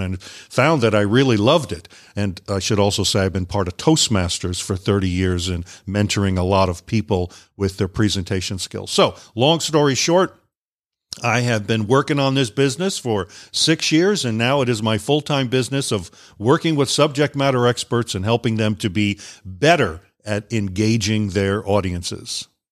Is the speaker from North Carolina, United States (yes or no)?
no; Long Island, New York, United States; moved away as an adult; also born or lived in Guam; I grew up up on Long Island, New York, and after high school, I went into the military